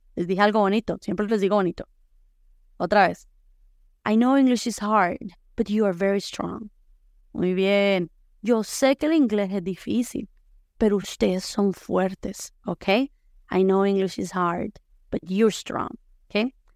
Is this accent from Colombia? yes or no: yes; La Unión, Valle del Cauca, Colombia; now in Boise, United States; yo soy de pueblo, soy de la Unión Valle